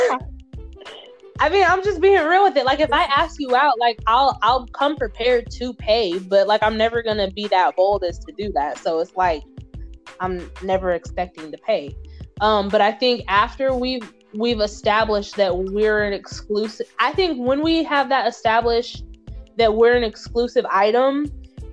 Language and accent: English; Southern Mississippi, United States; my family and I, we're from Southern Mississippi. And so in the South, you're just kind of raised to like let a man be chivalrous